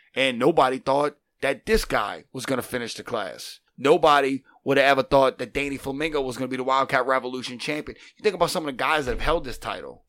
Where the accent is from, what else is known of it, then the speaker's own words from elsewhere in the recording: Chalmette, Louisiana, United States; I'm from Shalmet. I'm a Shalmatian sensation